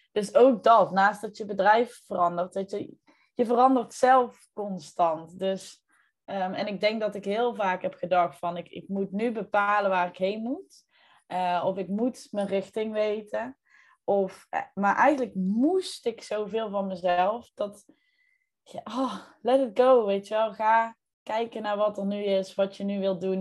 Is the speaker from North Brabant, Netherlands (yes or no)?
yes; North Brabant, Netherlands; trotse Brabander, maar eh, niet altijd in Brabant te vinden